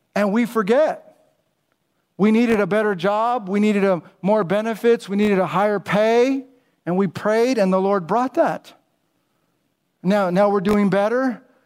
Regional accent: United States; I'm American

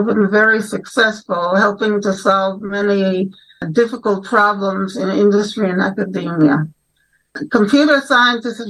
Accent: New York, United States; moved away as an adult; now in Jerusalem, Israel; I was born in New York. I wanted to be a journalist from the age of 12. I went to Orthodox day schools, and then I went for my BA in political science at Brooklyn College

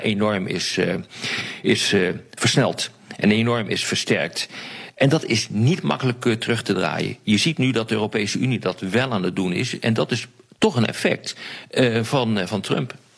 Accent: Netherlands; Ik ben geen Amerikaan, ik ben Nederlander. Ik woon hier.

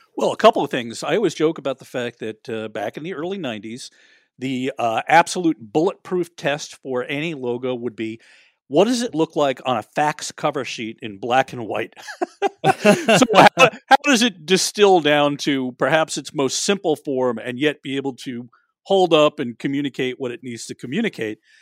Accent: New York, United States; I grew up in New York

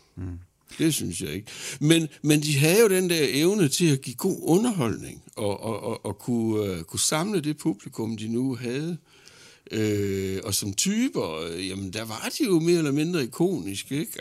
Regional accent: Horsens, Central Denmark Region, Denmark; derhjemme i Horsens

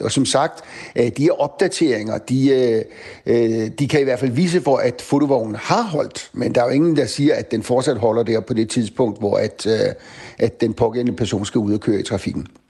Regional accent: Bornholm, Capital Region of Denmark, Denmark; nu kommer jeg selv fra Bornholm

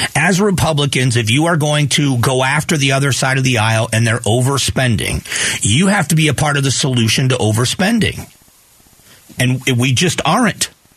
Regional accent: Fort Myers, Florida, United States; moved away; We just had a major hurricane in my hometown. Hurricane Ian pummeled Fort Myers, Florida

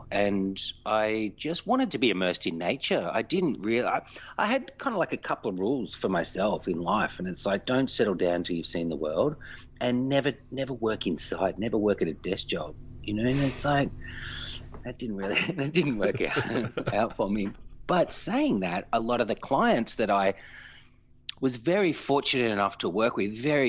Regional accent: Melbourne, Victoria, Australia; Yeah, I am. My father's from sort of the Fitzroy, Brunswick area, and my mum's actually from Warrandyte. So a lot of the early days were Warrandyte-based until I sort of, you know, fled straight back to the madness of Fitzroy.

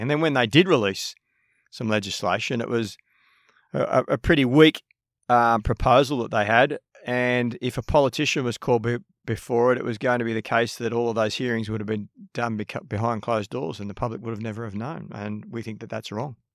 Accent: Sydney, New South Wales, Australia; I grew up in Maroubra, um, born and bred

